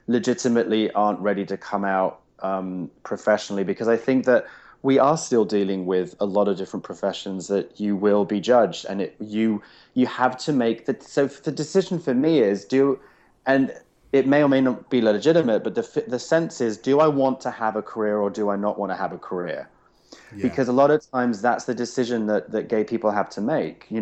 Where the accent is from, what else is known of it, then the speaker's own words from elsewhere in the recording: England, United Kingdom; now in United States; I'm English